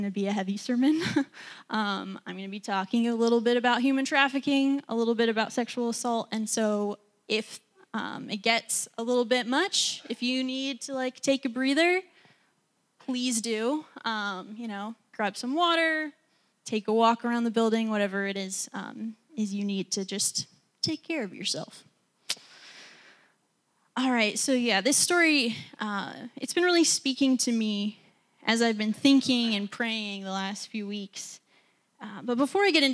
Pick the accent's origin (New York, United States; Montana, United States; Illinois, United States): Montana, United States; moved away as an adult; now in Washington, D.C., United States; I grew up in Montana